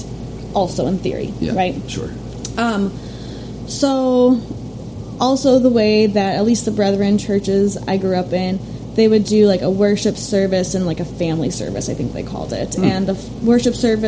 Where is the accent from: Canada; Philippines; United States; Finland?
United States; Chicago, Illinois; I grew up in the suburbs of Chicago.